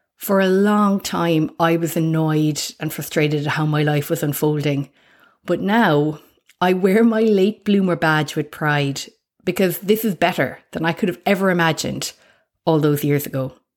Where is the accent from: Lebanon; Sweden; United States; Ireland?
Ireland; accent: Irish; moved away as an adult; now in Australia; you can probably guess my accent, that I'm Irish